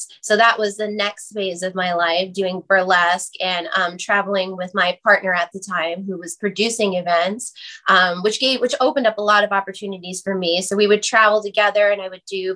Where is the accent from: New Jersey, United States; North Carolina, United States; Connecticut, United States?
New Jersey, United States; I grew up in New Jersey, 15 minutes over the George Washington Bridge